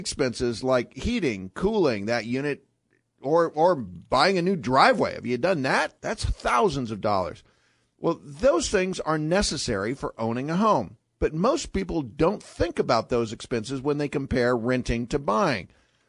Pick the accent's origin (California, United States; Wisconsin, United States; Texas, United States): California, United States; moved away; I grew up in California.